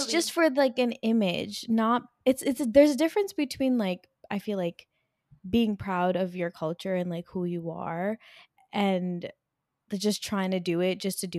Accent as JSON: {"language": "English", "country": "United States", "tie": "born or raised there", "said": "growing up in America"}